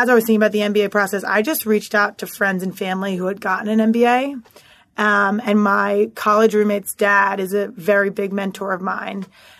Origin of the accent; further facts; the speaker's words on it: Philadelphia, Pennsylvania, United States; moved away as an adult; also born or lived in New York City; born and raised in Philadelphia